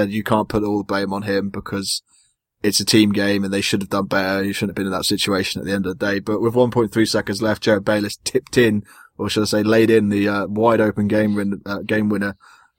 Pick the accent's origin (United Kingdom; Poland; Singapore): United Kingdom; being British